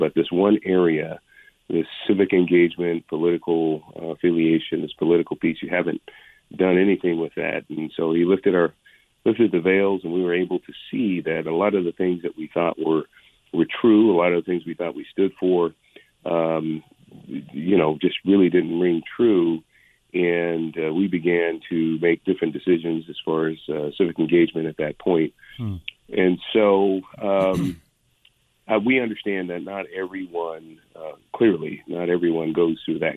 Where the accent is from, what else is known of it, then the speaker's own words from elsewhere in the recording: San Francisco, California, United States; also born or lived in San Jose; I was born in Hunters Point in San Francisco, which is project housing. I was born into abject poverty in the 1960s. And so I was and then by the time I was eight, we moved to a lower middle class community, still in San Francisco.